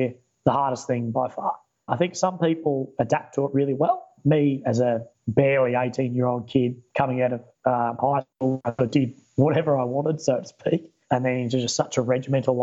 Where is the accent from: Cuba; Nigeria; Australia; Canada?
Australia; Warrnambool, Victoria; moved away as an adult; also born or lived in Wagga Wagga; I was born in Victoria in a small country town called Warrnambool. I actually grew up on a farm near Warrnambool.